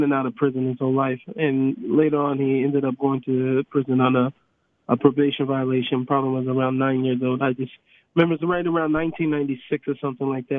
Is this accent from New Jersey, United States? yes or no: no; Seattle, Washington, United States; I grew up in Seattle, Washington